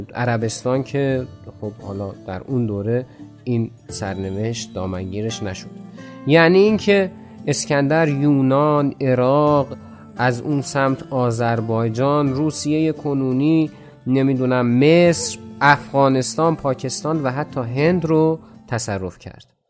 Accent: Iran; به عنوان یک ایرانی

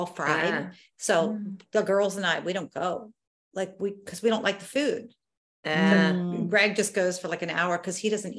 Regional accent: New York, United States; we're from New York

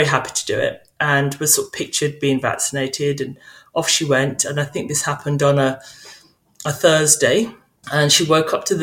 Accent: St. Kitts & Nevis; now in United Kingdom; I grew up in St. Kitts, an island in the Caribbean

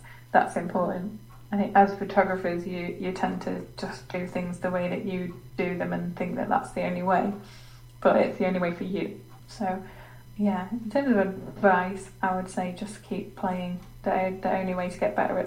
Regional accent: England, United Kingdom; I'm English

